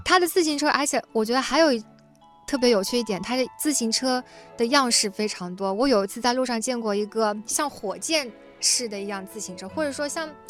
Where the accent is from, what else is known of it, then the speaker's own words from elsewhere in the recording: China; moved away as an adult; also born or lived in Netherlands; 我们中国人向来都比较含蓄